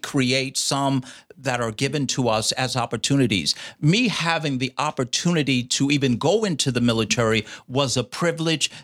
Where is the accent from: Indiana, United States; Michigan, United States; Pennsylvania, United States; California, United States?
Indiana, United States; Indianapolis; born or raised there; also born or lived in Fort Campbell, Kentucky